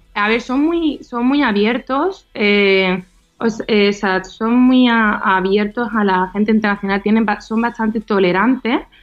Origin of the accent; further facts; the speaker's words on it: Utrera, Andalusia, Spain; moved away as an adult; now in Eindhoven, Netherlands; yo soy de Dutrera, Sevilla